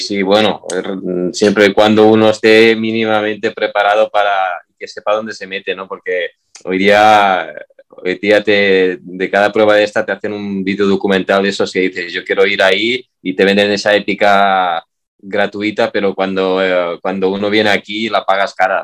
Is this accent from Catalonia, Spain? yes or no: yes; Catalonia, Spain; yo soy de Cataluña